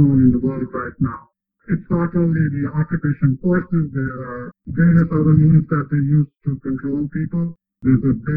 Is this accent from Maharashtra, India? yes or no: no; Jammu and Kashmir, India; moved away as an adult; I was born and brought up in Kashmir and lived there till the early 90s